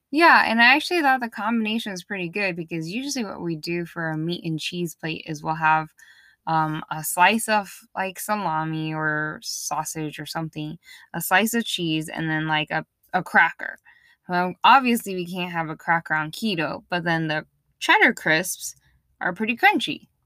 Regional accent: East Coast, United States; moved away; Growing up in the East Coast

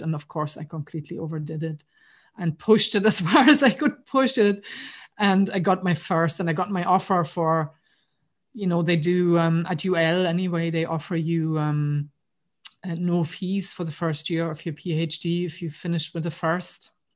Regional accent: East Germany, Germany; moved away as an adult; now in Ireland; I grew up in East Germany. So I grew up behind the wall.

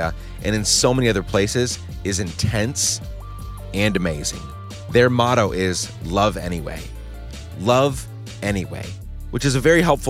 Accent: Guatemala; moved away; I grew up in Guatemala during the end of their civil war

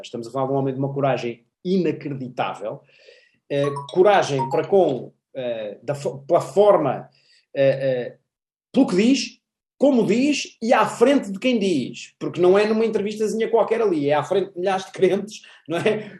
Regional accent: Portugal; nós, portugueses

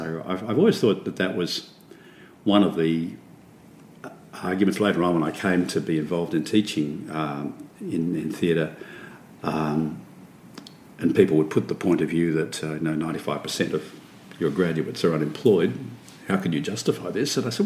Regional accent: Melbourne, Victoria, Australia; I grew up, my strongest memories in growing up were in a milk bar in Garden Vale, 151 Martin Street

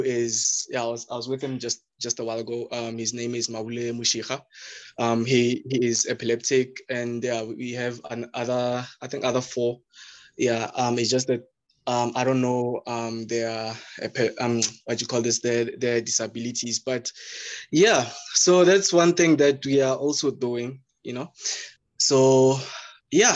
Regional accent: Pretoria, Gauteng, South Africa; I grew up in Mamelodi, and I still stay here in Mamelodi in Pretoria

